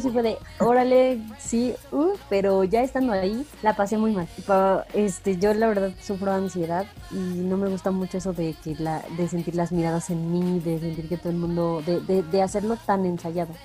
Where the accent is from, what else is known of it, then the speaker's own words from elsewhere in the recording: Pachuca, Hidalgo, Mexico; yo soy de Pachuca